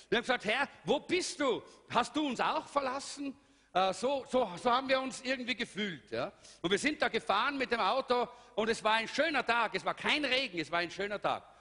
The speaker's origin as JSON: {"language": "German", "region": "Salzburg", "country": "Austria", "also_born_or_lived": "Styria", "said": "Eigentlich komme ich aus Salzburg, aber wenn man mal in der Steiermark war, hat man ein bisschen einen grünen Touch."}